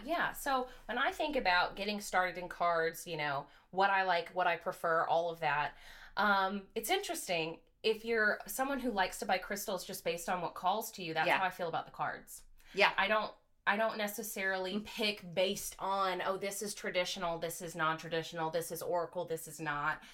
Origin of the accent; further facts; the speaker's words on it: Grass Valley, California, United States; moved away as an adult; now in Louisville, United States; I was born and raised in Grass Valley, California.